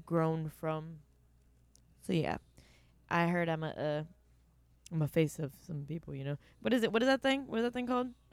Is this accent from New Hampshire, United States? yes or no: no; Canton, Ohio, United States; I was born in Canton, Ohio